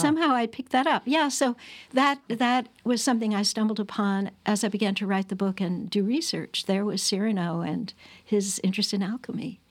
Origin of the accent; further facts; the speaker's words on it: Annandale-on-Hudson, New York, United States; I grew up on the Bard College campus